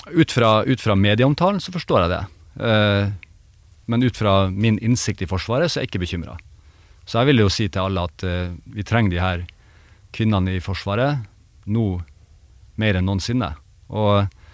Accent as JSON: {"language": "Norwegian", "town": "Bjerkvik", "region": "Nordland", "country": "Norway", "tie": "born or raised there", "said": "hjembygda mi, altså Bjerkvik"}